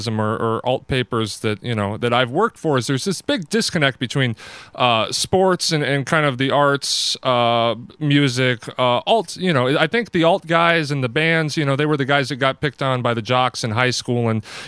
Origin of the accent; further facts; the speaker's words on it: Denver, Colorado, United States; I should come out and say I am from Denver and I am a Bronco fan.